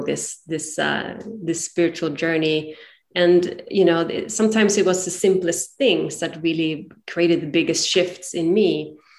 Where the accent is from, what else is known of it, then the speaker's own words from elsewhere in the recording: Sweden; moved away as an adult; now in San Francisco, United States; I'm originally from Sweden and found myself moved to San Francisco about 20 years ago